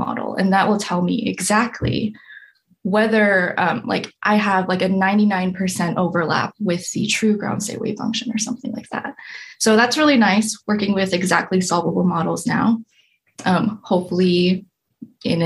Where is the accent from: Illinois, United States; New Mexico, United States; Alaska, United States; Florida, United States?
Alaska, United States; Anchorage; moved away as an adult; also born or lived in Michigan; now in East Lansing, United States; I'm from Anchorage, Alaska. Ooh, I was born and raised there